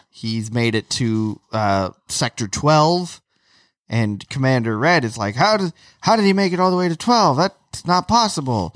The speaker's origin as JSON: {"language": "English", "region": "Florida", "country": "United States", "tie": "born or raised there", "moved": "yes", "said": "we had annual passes growing up in Florida"}